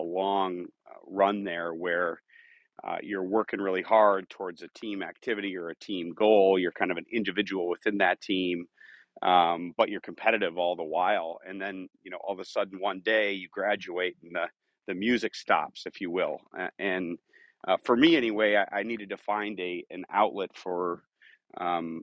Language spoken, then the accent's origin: English; Eden Prairie, Minnesota, United States; I grew up in Minneapolis area, Eden Prairie, which is now actually where our company is headquartered as well